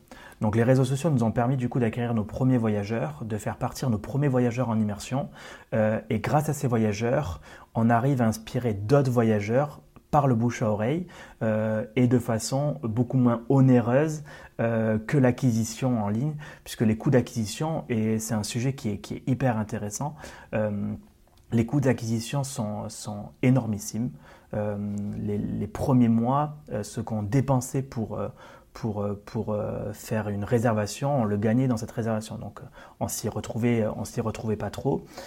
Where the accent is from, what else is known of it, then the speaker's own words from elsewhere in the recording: Occitania, France; je suis originaire d'Occitanie, de, comme tu l'as dit tout à l'heure. donc, j'ai commencé du coup dans ma région natale